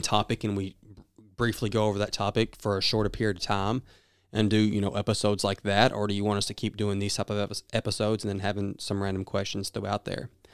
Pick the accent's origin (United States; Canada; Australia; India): United States; the South; accent: southern; my southern accent